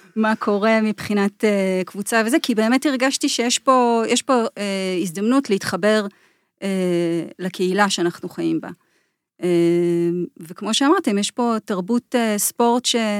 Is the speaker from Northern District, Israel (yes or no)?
yes; Jordan Valley, Northern District, Israel; moved away; אז אני גדלתי בעמק הירדן